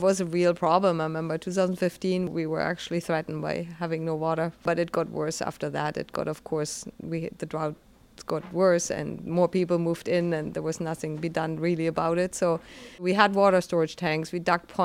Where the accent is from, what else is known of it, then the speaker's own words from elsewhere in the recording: Germany; moved away as an adult; also born or lived in British Columbia, Canada; now in Lunenburg, Canada; I'm originally from Germany and moved to the west coast